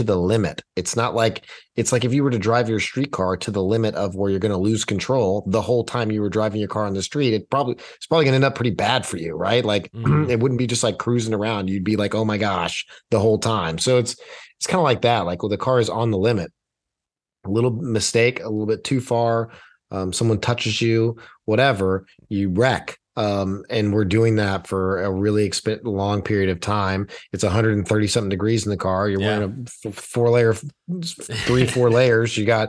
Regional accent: Texas, United States; growing up in Texas, man, it's Tex-Mex.

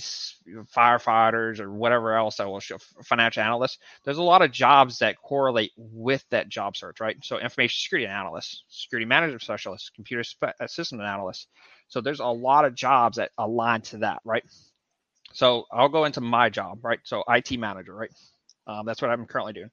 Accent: Texas, United States; moved away; I'm from Texas.

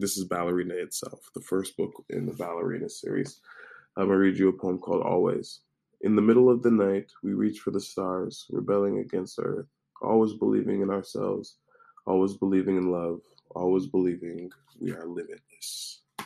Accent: United States; as an American

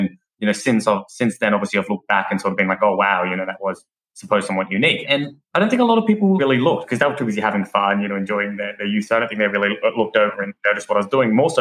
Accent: Australia; also known as the …

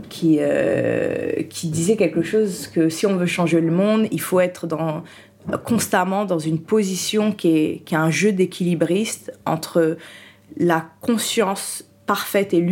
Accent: Haiti; j'étais, en plus, le truc, comme je suis haïtienne, je suis née, je suis doublement noire. C'est, euh, voilà, en vu l'histoire d'Haïti.

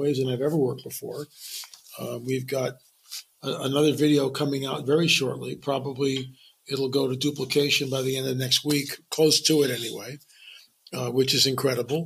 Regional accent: Lancaster County, Pennsylvania, United States; moved away as an adult; I grew up in Lancaster County till I was 18

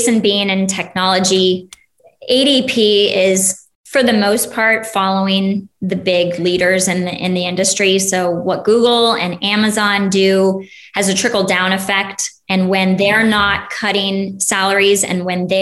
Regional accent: Ohio, United States; now in Texas, United States; I grew up mostly in Ohio. So that's where I say I'm from

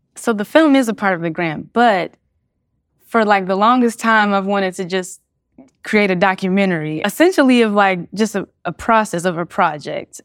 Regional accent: Cincinnati, Ohio, United States; I'm born and raised in Cincinnati, Ohio

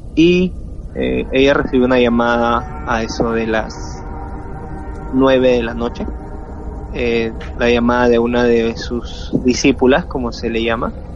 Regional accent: Peru; soy de Perú

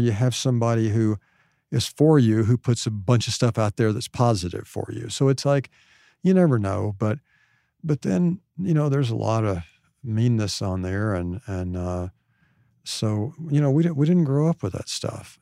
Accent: Hot Springs, Arkansas, United States; Hot Springs, which is where I'm from

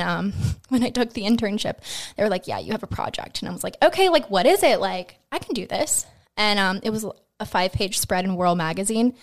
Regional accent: Greensburg, Pennsylvania, United States; I'm born and raised from Greensburg, so I was born up in West Moreland Hospital, um, and then I went to Hempfield, K through twelve

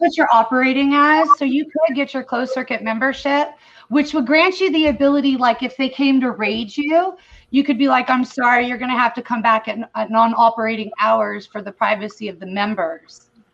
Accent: California, United States; moved away as an adult; now in Missouri, United States; I'm originally from California

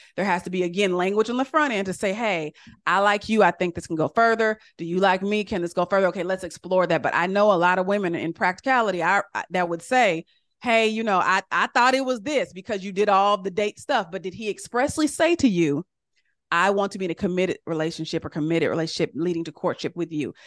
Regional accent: California, United States; I'm from California, and I remember when I was little, we used to go to Doctor Price's church

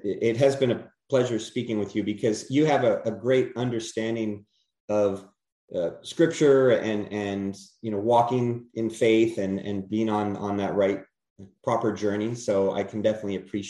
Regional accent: California, United States; moved away; I'm originally from California

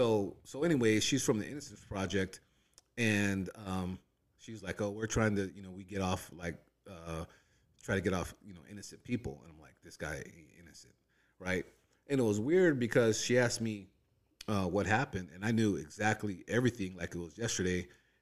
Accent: San Bernardino, California, United States; Man, when I moved out here from San Bernardino, me and my brother-in-law, we were like, man, we need to get work

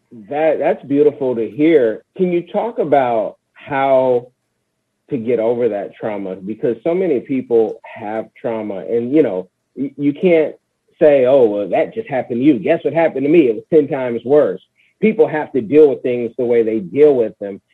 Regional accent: California, United States; I'm from Cali.

